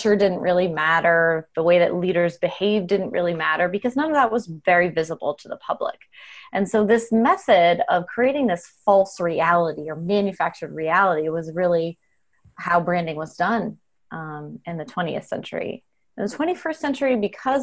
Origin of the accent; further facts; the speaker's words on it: Arizona, United States; I grew up in Arizona